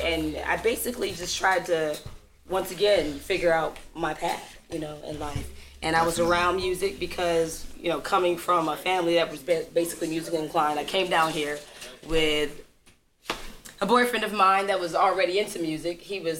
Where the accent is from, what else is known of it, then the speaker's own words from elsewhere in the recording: Muskegon, Michigan, United States; also born or lived in Indiana; now in Atlanta, United States; I'm from Michigan. I was born in Michigan.